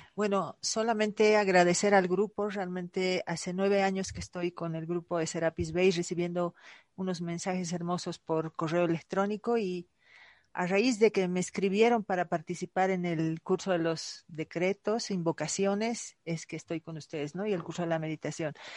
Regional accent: Bolivia; en mi país, Bolivia

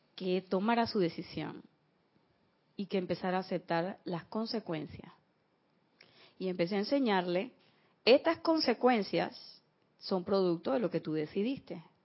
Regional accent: Panama; como decimos aquí en Panamá

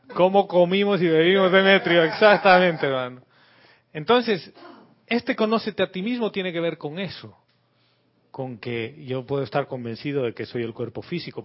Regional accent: La Paz, Bolivia; moved away as an adult; now in Panama; Soy boliviano, nací en la ciudad de La Paz, muy lejos del mar

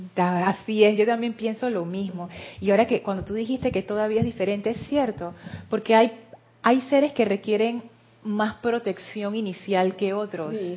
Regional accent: Panama; yo soy panameña

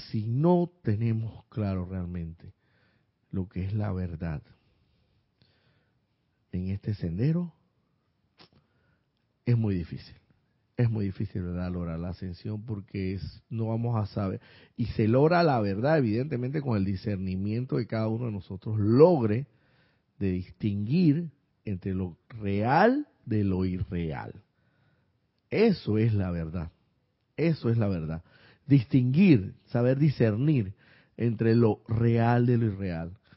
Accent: Córdoba, Argentina; de Córdoba, Argentina.

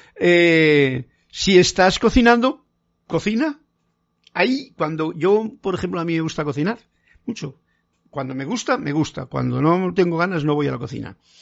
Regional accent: Castile, Spain; En mi tierra, en Castilla

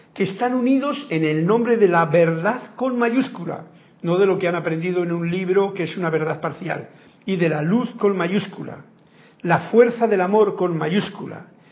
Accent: Andalusia, Spain; moved away as an adult; now in Panama; mi pueblo de allá donde yo vivo en Andalucía, o vivía

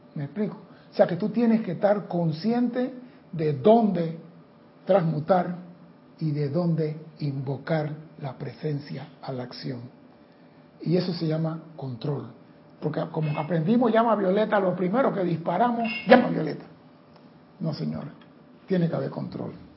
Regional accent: Panama; aquí en Panamá

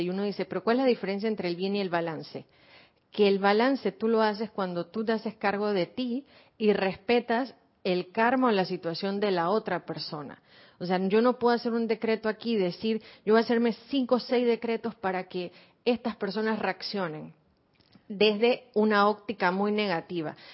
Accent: Argentina; also born or lived in Buenos Aires; now in Panama; Yo como argentina, que estuve en Buenos Aires en un colegio judío

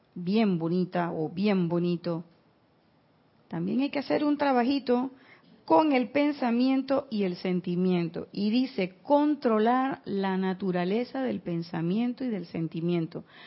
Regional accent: Panama; yo soy de pueblo

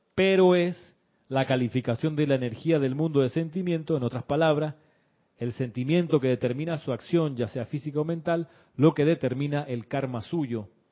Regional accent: Chile; el colegio donde yo me crié eh, en Chile

